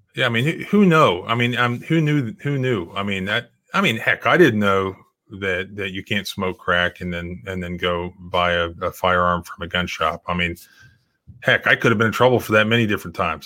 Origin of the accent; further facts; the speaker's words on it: Brevard County, Florida, United States; moved away; I grew up on the coast in, in Brevard County